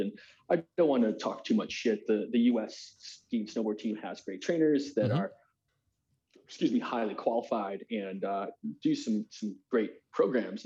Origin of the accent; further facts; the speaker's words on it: United States; as American